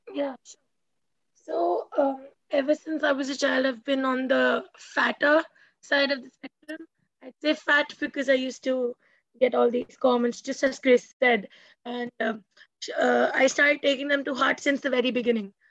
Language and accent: English; India; I'm from India